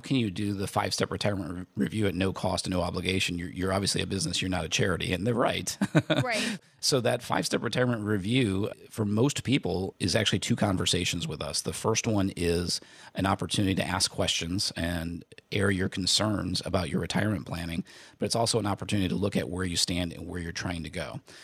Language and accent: English; Indiana, United States; I grew up in Indiana